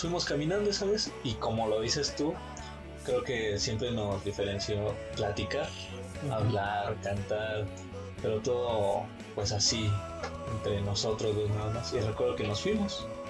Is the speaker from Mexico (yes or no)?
yes; San Andrés Totoltepec, Mexico City, Mexico; pueblo de San Andrés Totoltepec, mi pueblito.